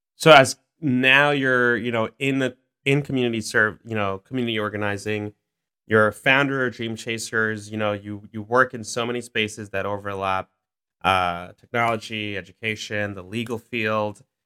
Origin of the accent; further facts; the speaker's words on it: New York City, New York, United States; I grew up in South Ozone Park